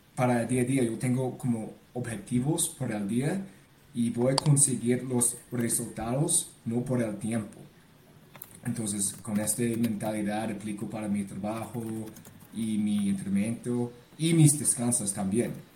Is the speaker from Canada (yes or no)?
yes; Ontario, Canada; Spanish is a second language; moved away as an adult; now in Bogotá, Colombia; yo nací en Canadá, eh, mis padres de, de Hong Kong, mi papá y mi mamá de Vietnam, pero toda mi vida yo pasé en Canadá